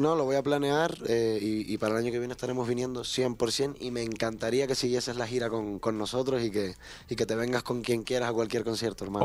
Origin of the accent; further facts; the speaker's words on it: San Isidro and Añaza, Tenerife, Canary Islands, Spain; Yo soy de San Isidro y Añaza, que son dos barrios de, Tenerife, de las Islas Canarias